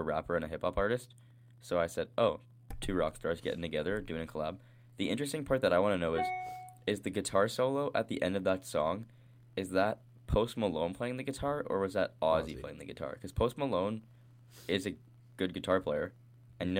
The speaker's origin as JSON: {"language": "English", "town": "Winnipeg", "region": "Manitoba", "country": "Canada", "moved": "yes", "said": "I'm from Winnipeg, and I'm not there"}